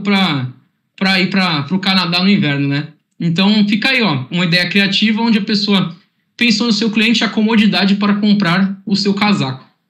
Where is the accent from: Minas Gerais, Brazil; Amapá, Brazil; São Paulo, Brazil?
São Paulo, Brazil; Santos; sou de Santos, tenho um clima aqui mais tranquilo